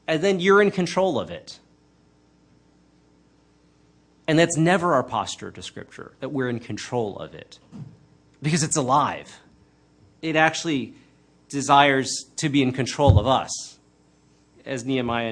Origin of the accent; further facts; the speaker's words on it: United States; I'm Chinese American